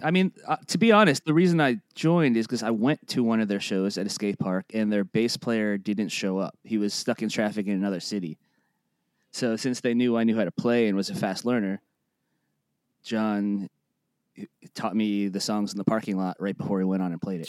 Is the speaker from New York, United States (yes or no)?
no; Boca Raton, Florida, United States; also born or lived in Plantation, Florida; I was born in Plantation, Florida, and then I was raised in, right outside Boca, like, west of it.